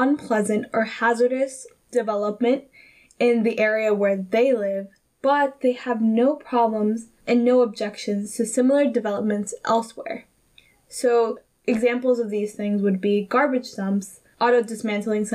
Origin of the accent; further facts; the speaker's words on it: Carson, California, United States; my hometown of Carson, California in the South Bay of Los Angeles